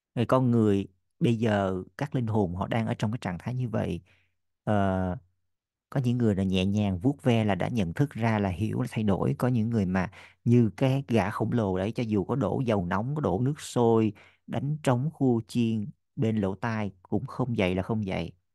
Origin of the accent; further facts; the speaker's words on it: Vietnam; mình là người Việt Nam duy nhất